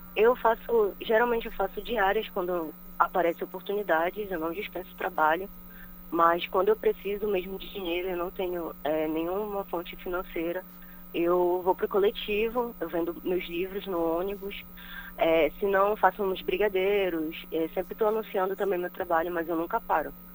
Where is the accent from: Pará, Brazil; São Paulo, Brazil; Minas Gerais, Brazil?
Pará, Brazil; Belém; Eu sou da Sacramento, Sacramento, mas eu cresci na Terra Firme, no bairro da Terra Firme